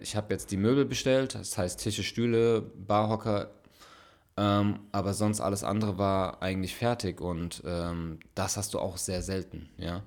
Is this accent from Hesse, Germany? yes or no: yes; Frankfurt, Hesse, Germany; moved away as an adult; now in Ulm, Germany; wirklich geboren und aufgewachsen in Frankfurt